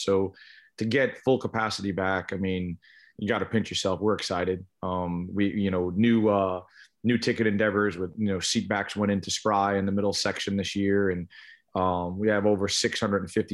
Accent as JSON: {"language": "English", "town": "East Islip", "region": "New York", "country": "United States", "tie": "born or raised there", "said": "I grew up on Long Island in New York, East Islip High School"}